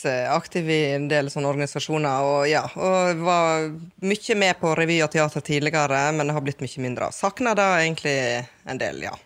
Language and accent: Norwegian; Guddalen, Vestland, Norway; now in Dalsfjorden, Norway; Men jeg er opprinnelig fra Guddalen